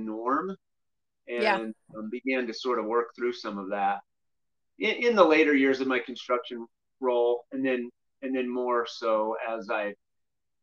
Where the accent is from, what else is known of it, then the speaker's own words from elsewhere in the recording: Glenwood Springs, Colorado, United States; also born or lived in Grand Junction, Colorado / Southern California; I grew up here in Glenwood Springs, Colorado, and my parents were pastors growing up